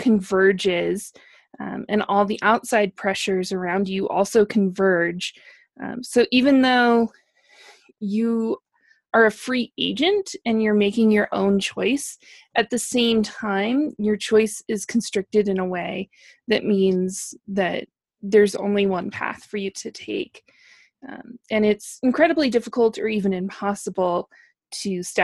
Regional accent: Wyoming, United States; moved away; growing up in Wyoming, near Salt Lake City, we're sort of in the heart of Mormon country.

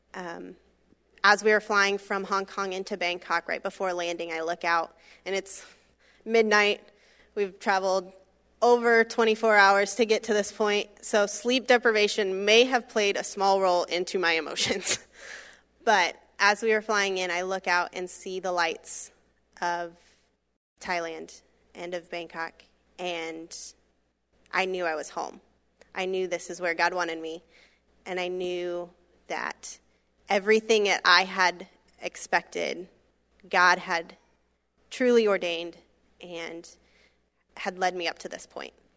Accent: Florida, United States; I grew up in Florida, was there my entire life, grew up, um, just forty minutes east of Disney World.

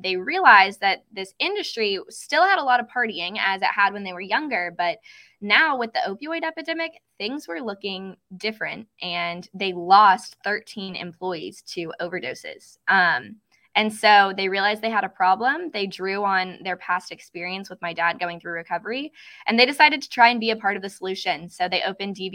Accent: Lexington, Kentucky, United States; my hometown of Lexington, Kentucky

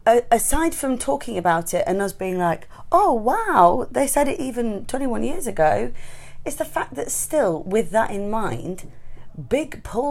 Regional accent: Long Eaton, East Midlands, United Kingdom; I grew up in Longeaton, it's a little town in Nottingham

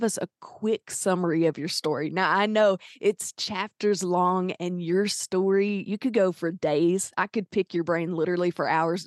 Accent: the South, United States; accent: Southern; I have a Southern accent

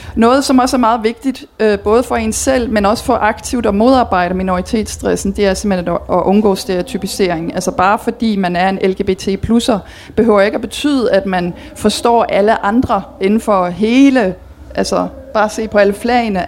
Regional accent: Belgium; moved away as an adult; now in Denmark; jeg er dansker, men jeg er opvokset og uddannet i Belgien

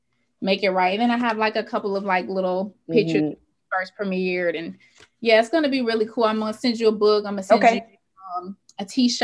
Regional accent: Atlanta, Georgia, United States; Growing up in the South, growing up in Atlanta

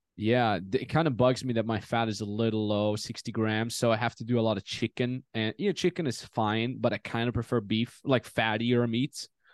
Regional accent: Austria; moved away; also born or lived in Los Angeles; Austria, my home country.

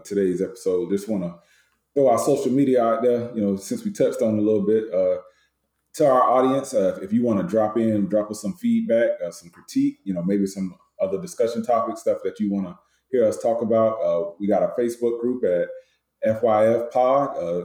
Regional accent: Tampa, Florida, United States; growing up in Tampa

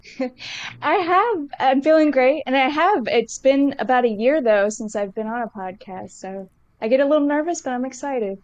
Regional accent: Somerset, Massachusetts, United States; where I grew up in Massachusetts

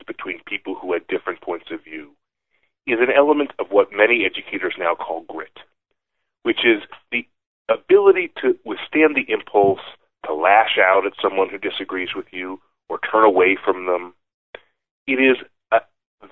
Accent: Buffalo, New York, United States; moved away; I grew up in Buffalo and my father grew up in Cincinnati

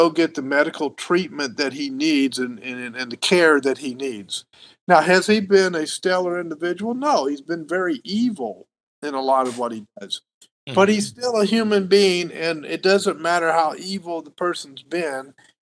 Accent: the South, United States; now in California, United States; I'm from the South

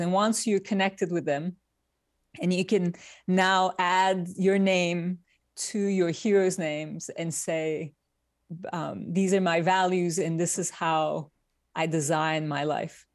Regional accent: Turkey; moved away as an adult; now in New York, United States; I was born in Turkey. I grew up in Turkey. And I came to New York, uh, with a Fulbright scholarship

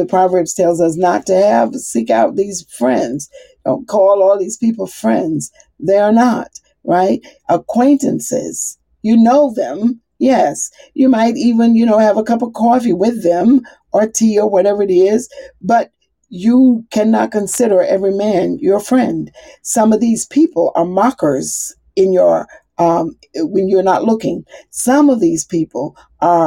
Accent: the South, United States; I'm from the South

